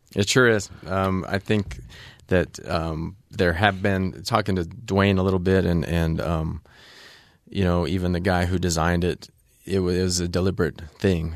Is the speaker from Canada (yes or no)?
yes; Canada; also born or lived in Ogden, Utah, United States; I qualified as a Canadian